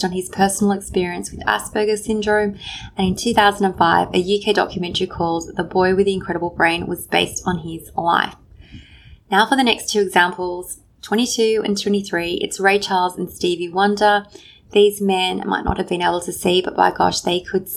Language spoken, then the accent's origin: English; Sydney, New South Wales, Australia; in Sydney, my hometown